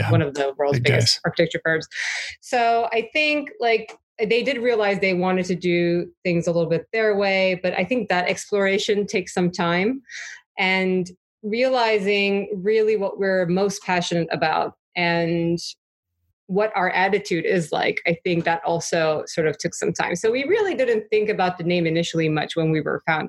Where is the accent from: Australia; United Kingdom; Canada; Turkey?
Turkey; moved away as an adult; also born or lived in New York; I grew up in Turkey